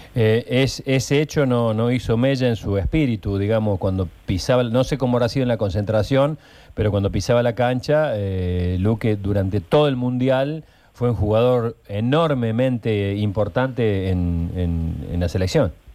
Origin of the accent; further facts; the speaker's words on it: Córdoba, Argentina; somos todos de Alta Córdoba, somos todos hinchas de instituto